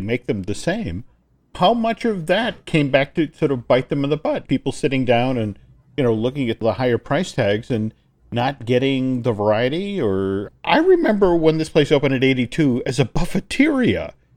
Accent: New England, United States; now in Orlando, United States; I grew up in New England

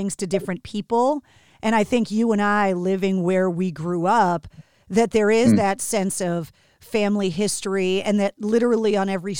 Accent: Boston, Massachusetts, United States; My brain is filled with useless information about my hometown town

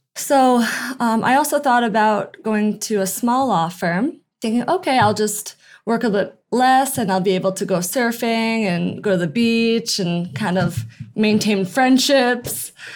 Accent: Albany, New York, United States; moved away as an adult; also born or lived in San Diego, California / Lake Tahoe; now in Del Mar, United States; I'm from Albany, New York, which is just upstate. And I moved to San Diego about six years ago for law school

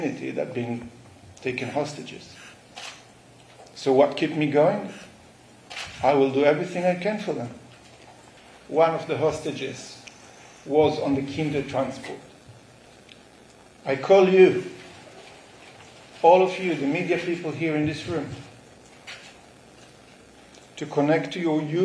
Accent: Nir Oz, Southern District, Israel; now in London, United Kingdom; kibbutz Nir Oz, where I was born, grew up, woke up to a massacre

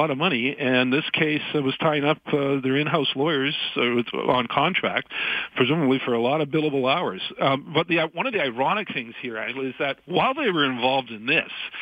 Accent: Burnaby, British Columbia, Canada; I'm from Burnaby

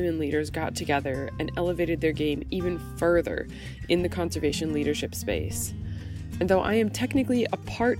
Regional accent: Tennessee, United States; my home state of Tennessee

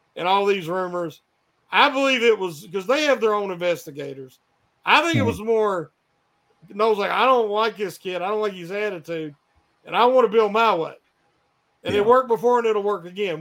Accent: West Virginia, United States; I'm a the hillbilly homie because uh, I'm from West Virginia

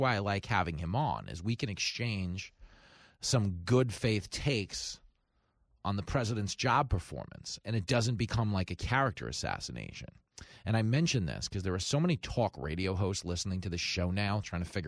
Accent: New York, United States; accent: mook; my mook accent

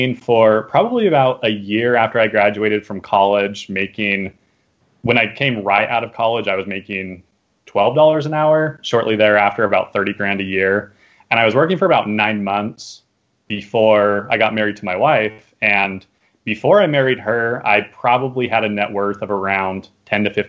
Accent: Arizona, United States; moved away as an adult; I'm from Arizona

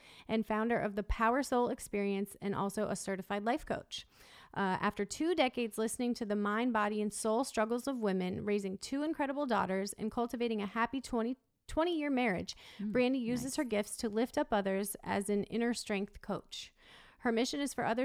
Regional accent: Iowa, United States; now in East Coast, United States; I grew up in Iowa

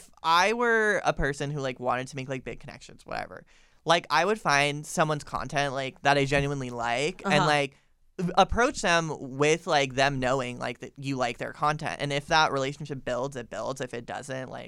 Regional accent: Florida, United States; I'm literally from Florida

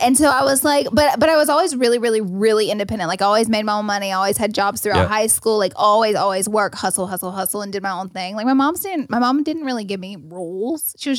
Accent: Alabama, United States; We're from Alabama.

